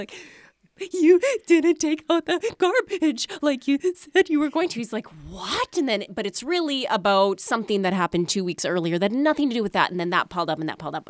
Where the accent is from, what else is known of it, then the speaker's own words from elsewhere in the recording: Manitoba, Canada; I grew up in Manitoba